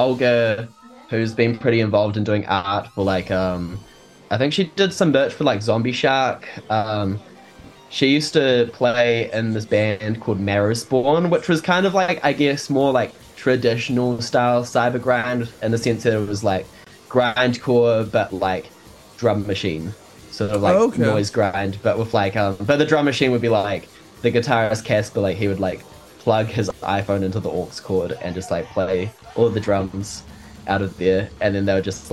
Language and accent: English; Wellington, New Zealand; here in Wellington, my hometown